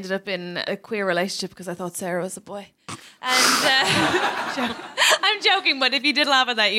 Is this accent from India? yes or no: no; Ireland; I'm Irish and I'm queer and I'm here